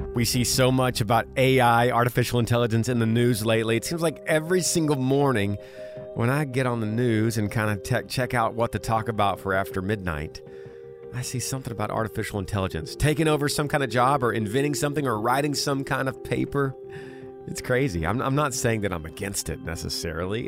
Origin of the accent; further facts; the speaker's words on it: Texas, United States; my home state of Texas